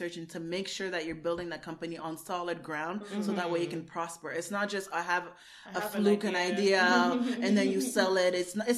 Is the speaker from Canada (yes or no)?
yes; Canada; I'm talking as a Canadian.